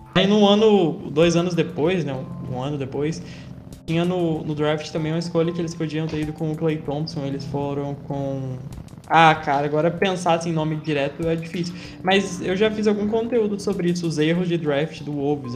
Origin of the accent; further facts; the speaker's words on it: Juiz de Fora, Minas Gerais, Brazil; now in São João del Rei, Brazil; Eu nasci em Juiz de Fora, que é também é sul de Minas